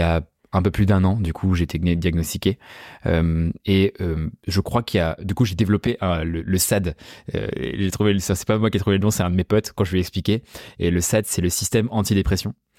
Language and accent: French; La Rochelle, Nouvelle-Aquitaine, France; now in Paris, France; moi je viens de La Rochelle à la base, tu vois, genre je suis pas du tout parisien